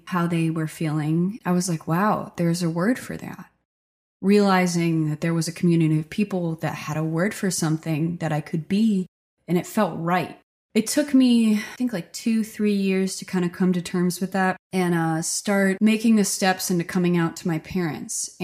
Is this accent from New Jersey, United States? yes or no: yes; Stockton, New Jersey, United States; now in Nashville, United States; I grew up in Stockton, New Jersey. It's a really small rural town